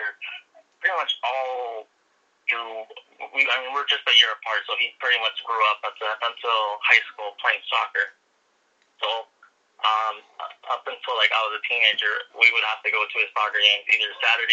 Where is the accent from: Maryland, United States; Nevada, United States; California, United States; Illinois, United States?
California, United States; Los Angeles; also born or lived in Inglewood, California / North Hollywood; I was born in Inglewood, California, but I've been pretty much raised all over LA. I grew up in South